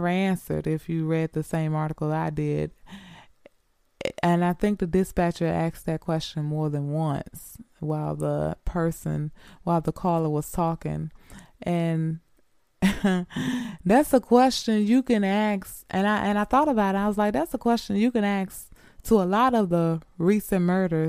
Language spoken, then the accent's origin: English; Greenwood, Mississippi, United States; moved away as an adult; I was born and raised in Mississippi, Greenwood, Mississippi